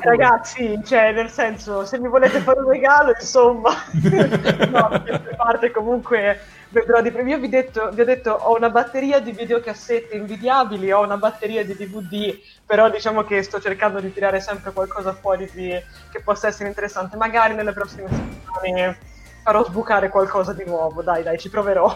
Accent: Florence, Tuscany, Italy; io sono anche di Firenze

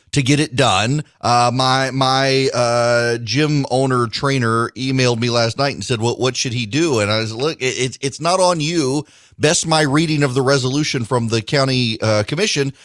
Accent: United States; We're Americans. We're not British

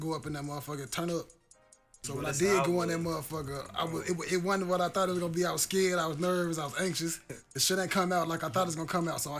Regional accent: Chicago, Illinois, United States; a little kid growing up in Chicago

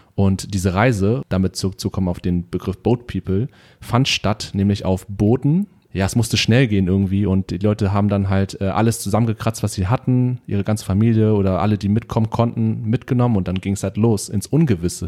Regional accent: Germany; wie wir hier aufgewachsen sind in Deutschland als Kinder mit Migrationshintergrund

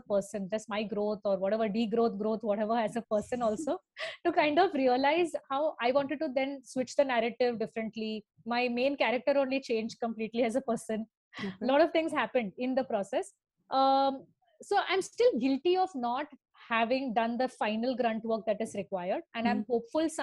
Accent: Thane, Maharashtra, India; growing up in Thane

